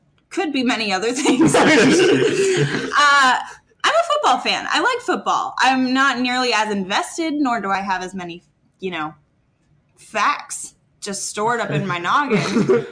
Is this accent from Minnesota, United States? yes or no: yes; Minnesota, United States; I grew up in Minnesota